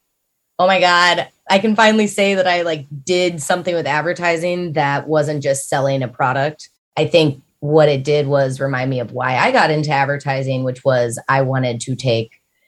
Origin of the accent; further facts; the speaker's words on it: Midwest, United States; I grew up in the Midwest